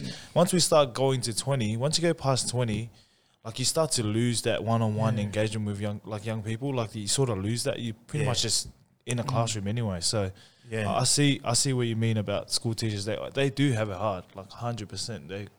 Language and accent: English; Campbelltown, New South Wales, Australia; because I grew up in Campbelltown.